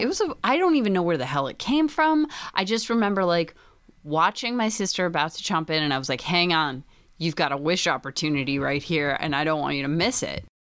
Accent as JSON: {"language": "English", "town": "Scranton", "region": "Pennsylvania", "country": "United States", "said": "I'm from Pennsylvania, and in the Scranton"}